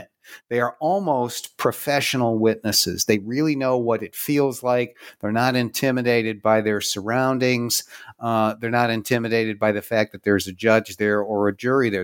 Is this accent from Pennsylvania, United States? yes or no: yes; Pittsburgh, Pennsylvania, United States; here in Pittsburgh, my hometown